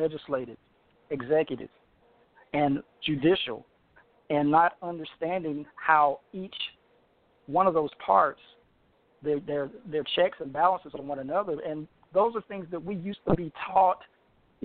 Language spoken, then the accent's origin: English; Deep South, United States; I was born in the Deep South